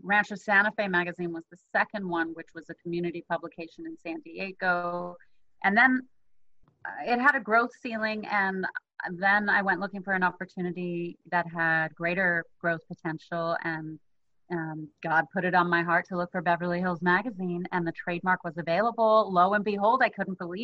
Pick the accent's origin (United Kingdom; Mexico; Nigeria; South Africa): South Africa; now in United States; So I'm originally from South Africa, but I've been in the U.S. for a long time now